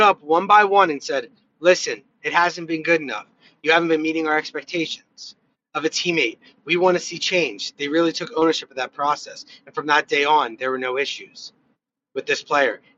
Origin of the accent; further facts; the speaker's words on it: United States; as an American